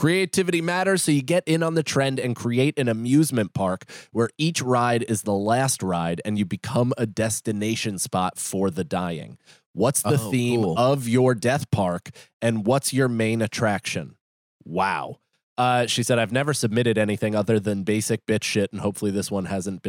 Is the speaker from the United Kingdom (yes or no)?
yes; Northern Ireland, United Kingdom; But no, usually they I'm from Northern Ireland.